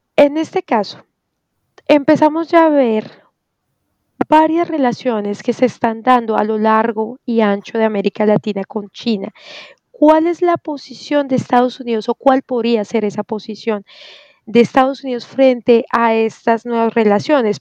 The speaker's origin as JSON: {"language": "Spanish", "country": "Colombia"}